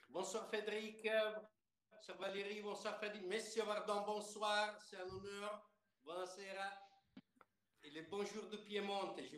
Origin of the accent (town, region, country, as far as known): Piedmont, Italy; born or raised there; French is a second language